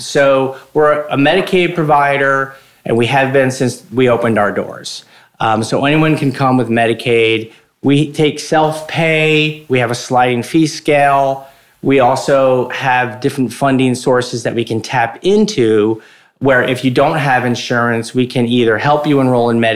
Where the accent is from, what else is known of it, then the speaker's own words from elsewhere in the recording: Morris Plains, New Jersey, United States; I grew up in Morris County, a little town called Morris Plains, and 1 square mile, and went to Morristown High School